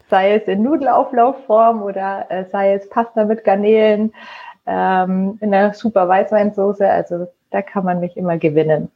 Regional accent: Nuremberg, Bavaria, Germany; ich bin in Nürnberg geboren, äh, bin Franken sozusagen treu geblieben und ähm, ja, liebe mein Frankenland

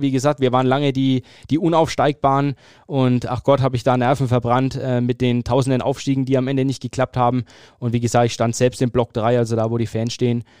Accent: Fürth, Bavaria, Germany; Ich bin geboren und aufgewachsen in Fürth

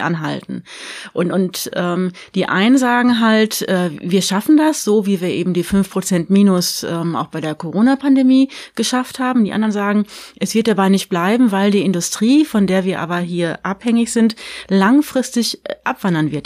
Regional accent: Paderborn, North Rhine-Westphalia, Germany; Paderborn nennst, wo ich herkomme

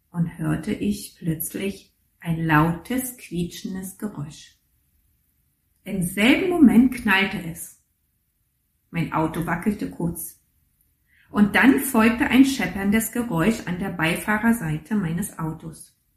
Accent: East Germany, Germany; Und ich bin in der DDR groß geworden und in der DDR war Religion ähm, nicht unbedingt, naja, ein, äh, etwas zum Vorzeigen.

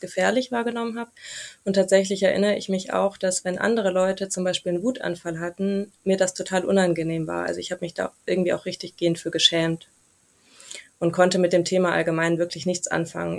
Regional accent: near Stuttgart, Baden-Württemberg, Germany; now in Munich, Germany; ich komme ursprünglich aus der Nähe von Stuttgart und wohne mittlerweile in München

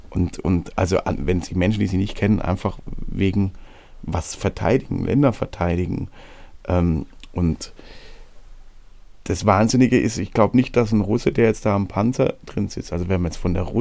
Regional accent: Baden-Württemberg, Germany; Und diese Region, wo ich herkomme, nennt sich hohelohe kreis

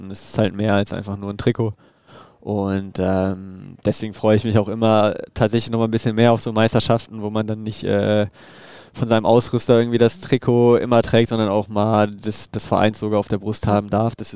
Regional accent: Düsseldorf, North Rhine-Westphalia, Germany; Und wie gesagt, Düsseldorf ist meine Heimat. Ähm, da fühle ich mich wohl. Da ist meine Familie.

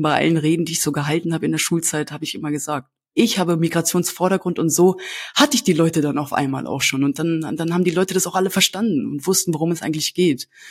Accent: Hanover, Lower Saxony, Germany; first language Kurdish; Heimat ist für mich äh, Hannover Linden

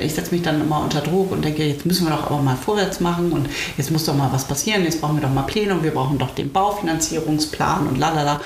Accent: Uelzen, Lower Saxony, Germany; moved away; Uelzen ist da, wo ich herkomme, oh. ursprünglich

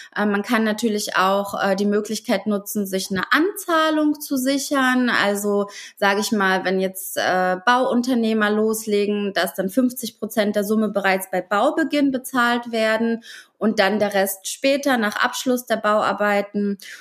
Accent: Ukraine; moved away; Ursprünglich komme ich aus der Ukraine

